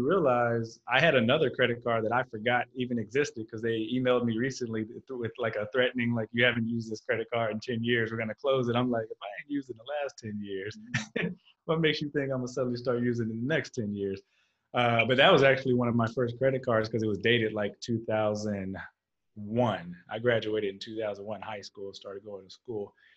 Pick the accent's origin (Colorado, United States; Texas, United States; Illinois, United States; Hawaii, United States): Texas, United States; I grew up in Texas